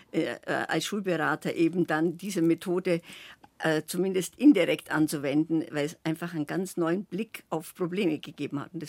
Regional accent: Swabia, Germany; also born or lived in Munich; Dann, äh, geboren bin ich in München, ja. aber dann aufgewachsen, also zwischen Ulm, äh, Augsburg, aber äh, Allgäu ist meine zweite Heimat, da kommt meine Mutter her, mein Vater her und da war ich als Kind natürlich immer.

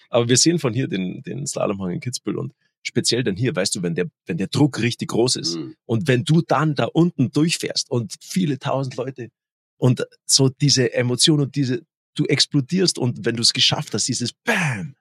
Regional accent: Germany; Bei uns in Deutschland

